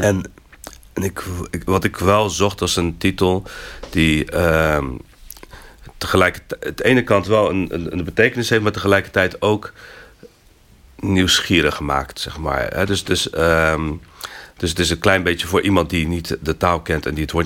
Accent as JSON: {"language": "Dutch", "town": "Rotterdam", "region": "South Holland", "country": "Netherlands", "tie": "born or raised there", "also_born_or_lived": "Morocco", "moved": "as an adult", "lives_now": "Utrecht, Netherlands", "said": "getogen in Rotterdam. Dat is toch echt wel mijn, mijn thuisstad. Daar heb ik mijn, mijn, hele kindertijd en mijn jeugd doorgebracht"}